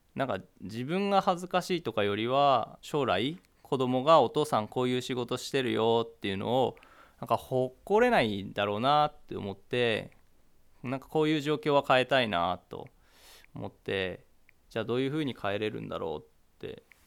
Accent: Kisakata, Akita, Japan; 私は久方町上郷の出身で今収録は上郷小学校で行われているんですけど、まあ、今こうしてあの母校に入ることができて

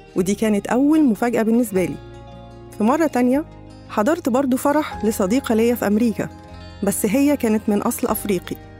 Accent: Egypt; إحنا كمصريين

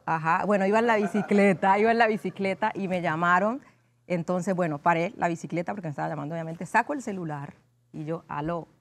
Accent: Condoto, Chocó, Colombia; yo nací en Condoto, en el Chocó, eh, en Colombia

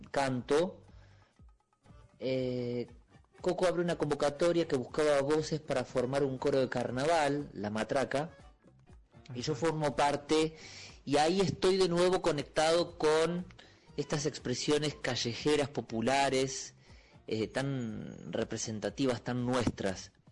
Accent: Olavarría, Buenos Aires Province, Argentina; now in Buenos Aires, Argentina; Yo soy de La Barriga, el centro de la provincia de Buenos Aires. Eh, vivo hace 20, casi 23 años en Capital Federal.

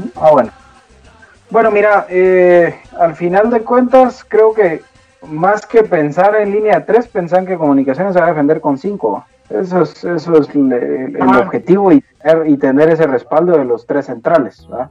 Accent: Guatemala; nosotros somos chapines

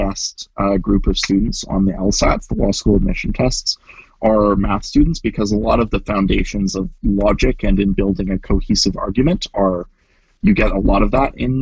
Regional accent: Kelowna, British Columbia, Canada; moved away as an adult; also born or lived in United States; now in Vancouver, Canada; I grew up, I was born in the States, but I grew up pretty much my entire life in Kelowna or the surrounding area. And then I moved to Vancouver for university.

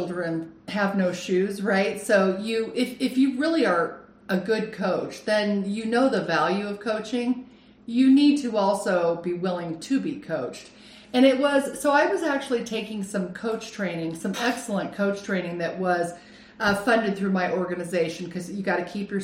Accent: Lake Arrowhead, California, United States; also born or lived in Phoenix, Arizona / Scotland; now in Arizona, United States; I grew up in California, I grew up on Lake Arrowhead

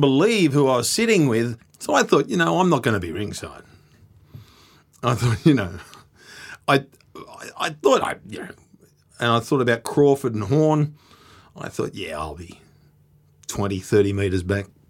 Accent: Australia; being an Australian at the M G M

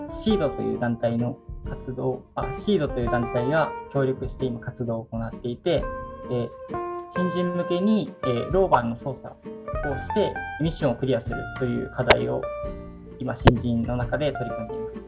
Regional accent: Miyagi, Japan; 自分の出身が、えー、宮城県の田舎の町なんですが小中学生の頃、えー、宇宙に関する情報が、えー、あんまり入ってこなくて

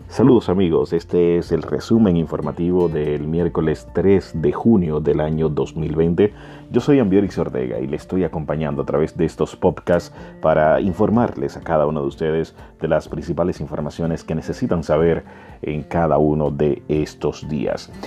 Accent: Dominican Republic; nosotros como dominicanos

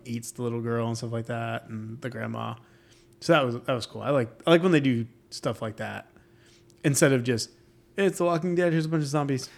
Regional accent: New York, United States; now in Florida, United States; I'm from New York, and snow falls.

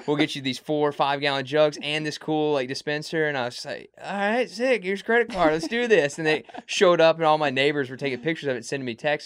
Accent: Mississippi, United States; I'm from Mississippi

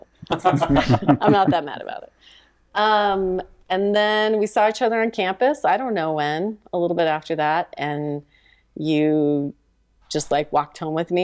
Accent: Mesa, Arizona, United States; moved away as an adult; also born or lived in Provo, Utah / Salt Lake City, Utah; I'm from Mesa, Arizona. I grew up there.

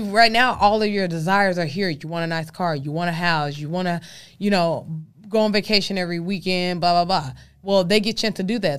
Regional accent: Dallas, Texas, United States; I'm from Texas and I'm from Dallas, Texas

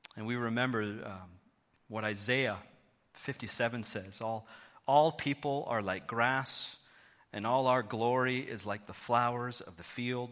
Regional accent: Thornhill, Ontario, Canada; moved away as an adult; also born or lived in Hamilton, Canada; now in London, Canada; I grew up in Thornhill, just down Highway seven from you

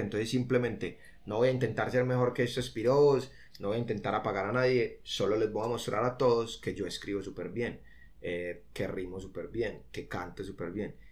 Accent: Colombia; nosotros somos de Colombia

